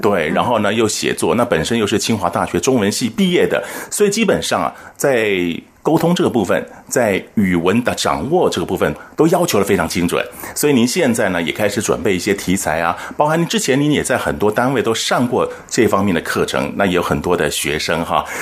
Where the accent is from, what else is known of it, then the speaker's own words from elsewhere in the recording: Taiwan; 我们台湾人讲话也是很客客气气的